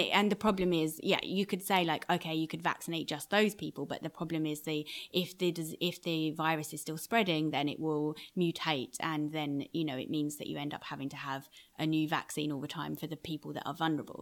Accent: United Kingdom; moved away as an adult; also born or lived in Iraq; now in New York, United States; being a Brit in New York

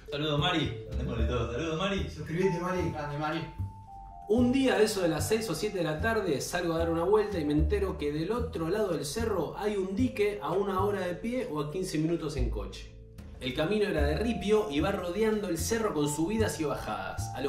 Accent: Buenos Aires, Argentina; hoy tengo 41 años, soy porteño y de estatura mediana y muy flaco.

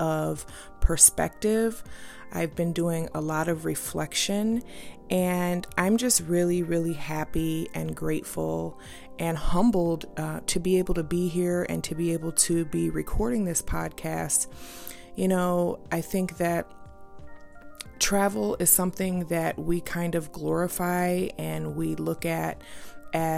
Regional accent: United States; being an American, living in this state

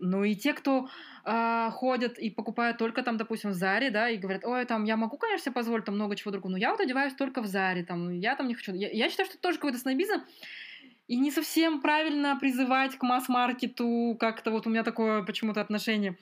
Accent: Almaty, Kazakhstan; moved away as an adult; also born or lived in Northern Kazakhstan / Ukraine; я большую часть прожила в Алмате

